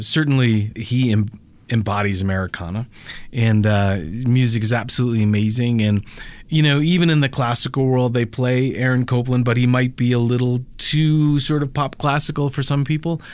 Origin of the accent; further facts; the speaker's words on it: Connecticut, United States; moved away as an adult; also born or lived in Los Angeles; now in Denver, United States; I grew up in in Connecticut